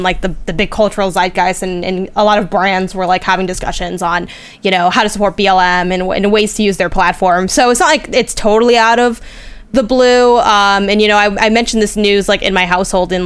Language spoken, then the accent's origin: English; United States; as an American